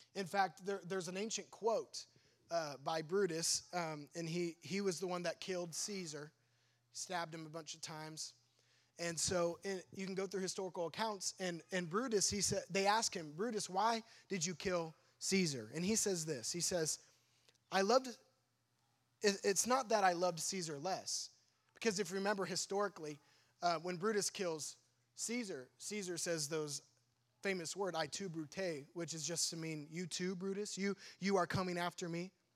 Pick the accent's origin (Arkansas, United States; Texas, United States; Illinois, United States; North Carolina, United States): Illinois, United States; Sullivan; moved away; I grew up in a small cornfield, um, about two and a half hours south from here, in a little town called Sullivan